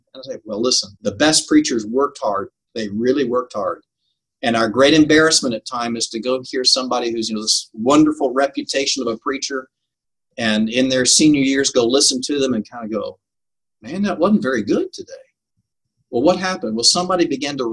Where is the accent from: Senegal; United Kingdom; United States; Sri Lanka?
United States; St. Louis, Missouri; I grew up in St. Louis